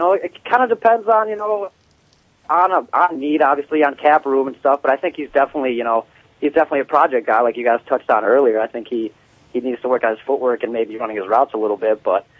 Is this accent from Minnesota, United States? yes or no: yes; Minneapolis, Minnesota, United States; I grew up in Minneapolis.